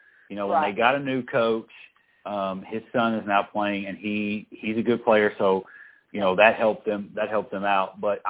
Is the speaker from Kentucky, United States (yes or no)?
yes; Frankfort, Kentucky, United States; I am from Frankfort, but I went to Franklin County, so you know I'm an East Side guy. But you know, as somebody that's from the community